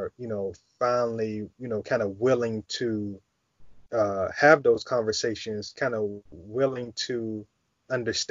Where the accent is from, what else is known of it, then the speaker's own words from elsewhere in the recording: United States; what it is to be Black, you know, growing up in America